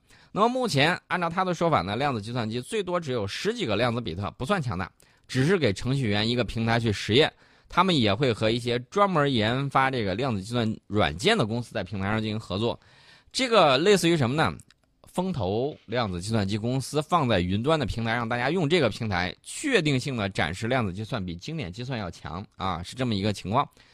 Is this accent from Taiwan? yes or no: no; China; 我们中国人探索太空的这种梦想和精神